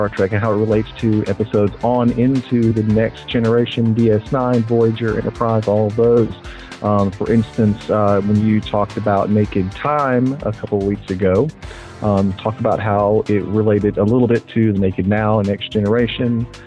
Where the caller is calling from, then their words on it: Knoxville, Tennessee, United States; I'm from Knoxville, Tennessee, and uh, you've got a great podcast